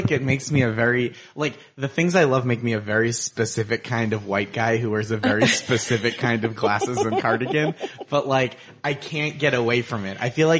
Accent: Boston, Massachusetts, United States; I'm from, I started in Boston. I'm from the Boston area, and they're exactly the opposite about the accent.

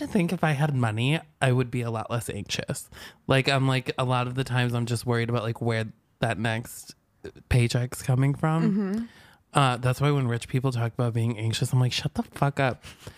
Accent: outside of Albany, New York, United States; outside of Albany, New York

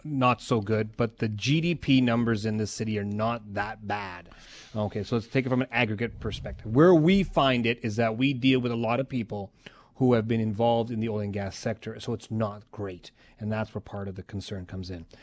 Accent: Calgary, Alberta, Canada; I said, "Calgary."

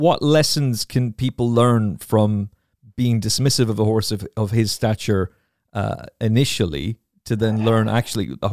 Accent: Kilkenny, Leinster, Ireland; I'm from Kilkenny

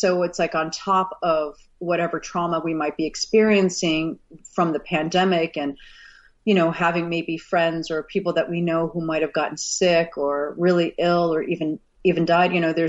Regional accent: Texas, United States; also born or lived in Missouri; You know, I was born in Missouri. I didn't grow up in Missouri, but I was born in Missouri. And then my dad was an oil and gas. So we moved around the country a lot. So I spent a good chunk of my formative years in Texas.

